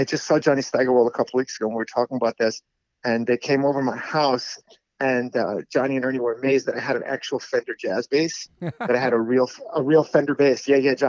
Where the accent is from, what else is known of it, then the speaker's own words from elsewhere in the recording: New York City, New York, United States; also born or lived in Astoria, Queens; I was born in Jackson Heights, And I was raised between Jackson Heights with my mom